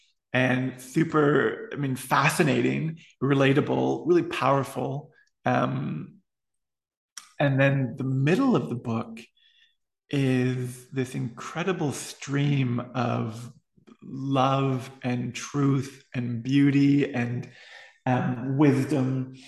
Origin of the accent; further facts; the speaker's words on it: East Coast, United States; I mean, I'm from the East Coast. Hawaii wasn't even on my map, I don't think, being from where I was.